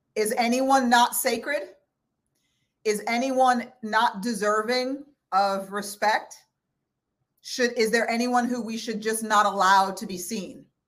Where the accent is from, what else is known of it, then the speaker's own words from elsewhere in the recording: El Paso, Texas, United States; I was born in El Paso, Texas